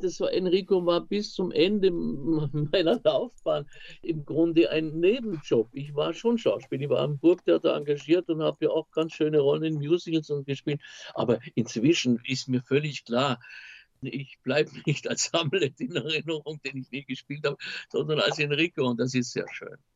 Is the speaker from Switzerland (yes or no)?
no; Austria; als Österreicher